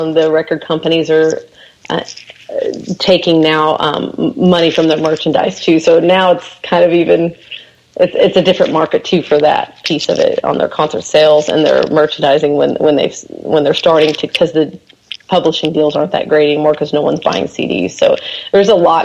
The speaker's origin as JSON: {"language": "English", "region": "Kansas", "country": "United States", "moved": "yes", "lives_now": "Nashville, United States", "said": "I am originally from Kansas"}